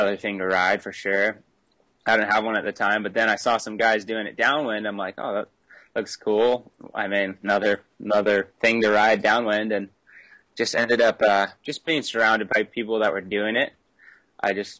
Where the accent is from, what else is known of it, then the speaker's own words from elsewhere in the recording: North Shore, Oahu, Hawaii, United States; growing up on the North Shore, it's pretty standard to just start surfing pretty young